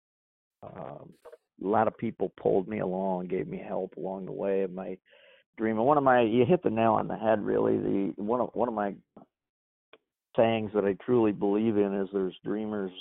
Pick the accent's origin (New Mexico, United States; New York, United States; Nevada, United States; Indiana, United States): New York, United States; Corning; moved away as an adult; now in Cape Coral, Fort Myers, Florida, United States; I moved from my hometown of Corning, New York